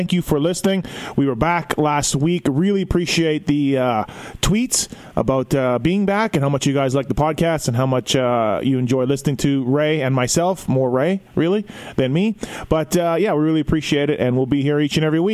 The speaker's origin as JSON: {"language": "English", "country": "Canada", "moved": "yes", "lives_now": "United States", "said": "as a Canadian who was down in the U.S. starting in late 95 and barely home after"}